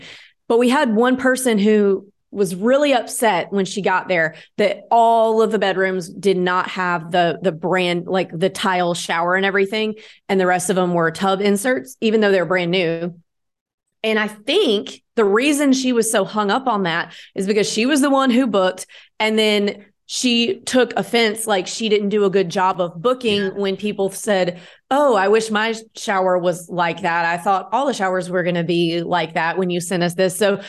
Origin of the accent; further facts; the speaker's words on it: the South, United States; this is a lot of psychology, like from watching my mom and just growing up in the South.